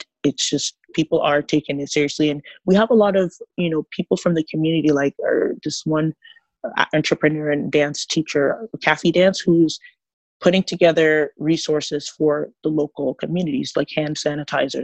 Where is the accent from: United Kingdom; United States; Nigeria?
Nigeria; now in Toronto, Canada; I grew up as a Nigerian in a Pentecostal church